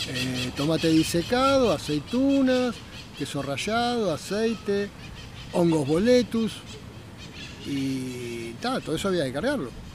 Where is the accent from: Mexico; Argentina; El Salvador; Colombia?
Argentina; Buenos Aires; tengo 60 años, nací en Capital